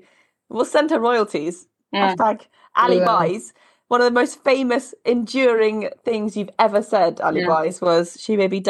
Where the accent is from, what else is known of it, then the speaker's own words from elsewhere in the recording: Glasgow, Scotland, United Kingdom; I'm from Glasgow.